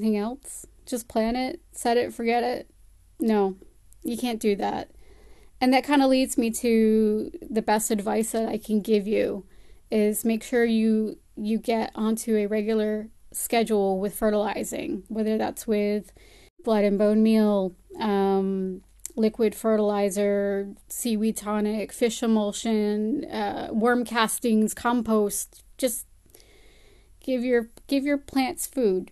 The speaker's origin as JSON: {"language": "English", "region": "Connecticut", "country": "United States", "tie": "born or raised there", "accent": "American", "moved": "as an adult", "lives_now": "Palmerston North, New Zealand", "said": "I spent the first 29 years of my life in the state of Connecticut in the United States, hence the American accent."}